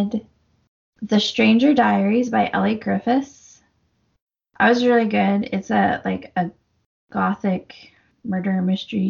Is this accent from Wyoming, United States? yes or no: yes; Casper, Wyoming, United States; moved away; my hometown